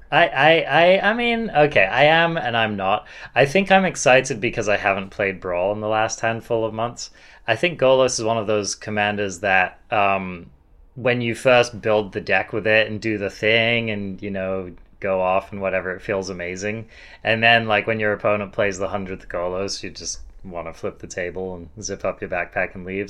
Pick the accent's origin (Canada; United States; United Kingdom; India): United Kingdom; England; I'm English